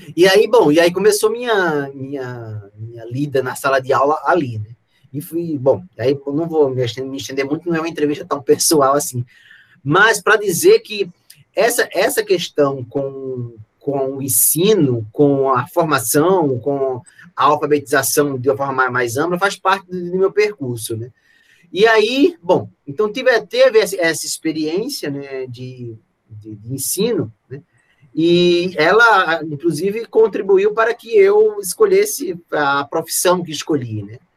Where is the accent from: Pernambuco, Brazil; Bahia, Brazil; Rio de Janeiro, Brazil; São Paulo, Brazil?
Pernambuco, Brazil; lá no Pernambuco, né, no meu estado natal